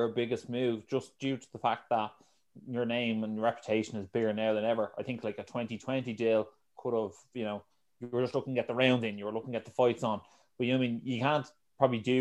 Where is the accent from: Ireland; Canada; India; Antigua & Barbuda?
Ireland; we're Irish